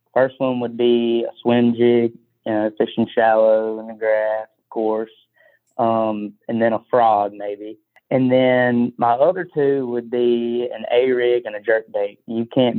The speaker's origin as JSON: {"language": "English", "town": "Bessemer", "region": "Alabama", "country": "United States", "tie": "born or raised there", "said": "I grew up in the Bessemer McCalla area. I went to McAdory"}